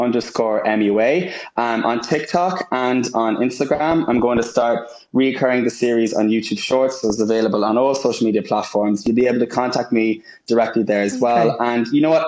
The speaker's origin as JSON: {"language": "English", "country": "Ireland", "moved": "yes", "lives_now": "United Kingdom", "said": "I am Irish through and through and so proud to be from Ireland"}